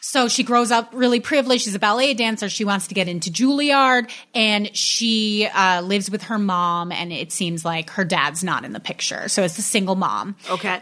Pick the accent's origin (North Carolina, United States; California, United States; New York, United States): New York, United States; I'm from New York